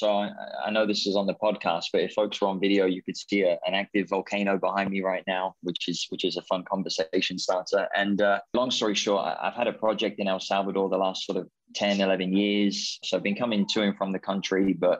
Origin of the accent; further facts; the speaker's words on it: Norfolk, East of England, United Kingdom; moved away; And I'm from England. Okay, well, where in England are you from? Well, I'm from Norfolk.